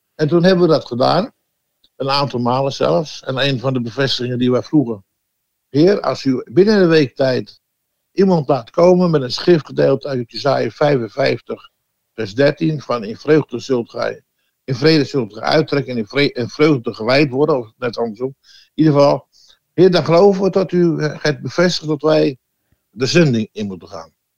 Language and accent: Dutch; Amsterdam, North Holland, Netherlands; also born or lived in Oostzaan; now in Heerde, Netherlands; Ik ben geboren 73 eh, jaar geleden in Ozaan, dat is eh, ja, aan de rand van Amsterdam